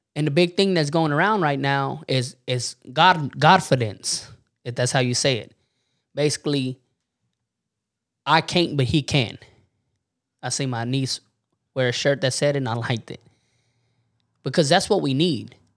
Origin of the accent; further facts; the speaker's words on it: Warden, Texas, United States; we're from Warden, Texas, so we're not up there in the panhandle